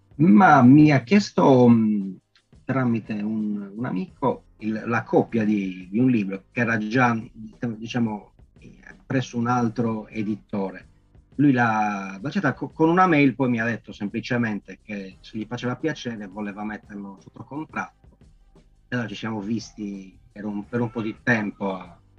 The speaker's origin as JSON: {"language": "Italian", "town": "Sassari", "region": "Sardinia", "country": "Italy", "said": "descrivere la mia città, la mia terra"}